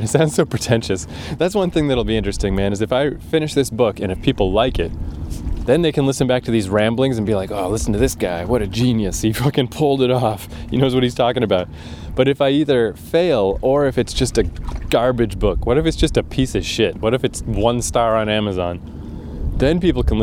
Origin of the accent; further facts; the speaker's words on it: Fredericton, New Brunswick, Canada; moved away; also born or lived in Toronto; my hometown, Fredericton, New Brunswick